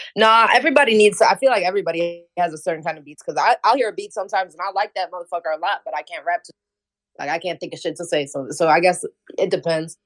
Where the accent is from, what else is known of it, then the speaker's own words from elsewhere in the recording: Hammond, Indiana, United States; I'm from Hammond, Indiana